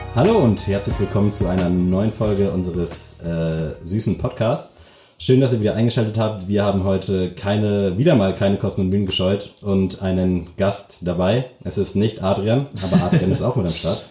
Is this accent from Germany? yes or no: yes; Lockwisch, Mecklenburg-Vorpommern, Germany; now in Lübeck, Germany; ich komme tatsächlich aus Mecklenburg.